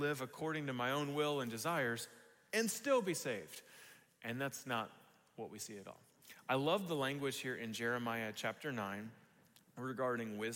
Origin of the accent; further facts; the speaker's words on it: United States; we have as American Christians